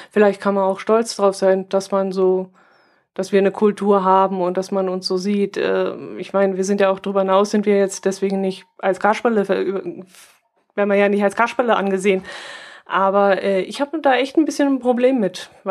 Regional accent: Bavaria, Germany; dass ich sage, wir sind Allgäuer und keine Bayern, was natürlich Quatsch ist, wir sind ja. natürlich Bayern.

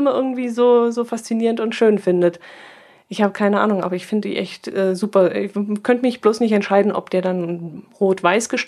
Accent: Bavaria, Germany; dass ich sage, wir sind Allgäuer und keine Bayern, was natürlich Quatsch ist, wir sind ja. natürlich Bayern.

